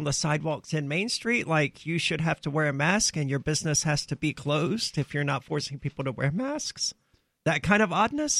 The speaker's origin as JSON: {"language": "English", "region": "Mississippi", "country": "United States", "said": "I'm from Mississippi, where that good old boy crap happens."}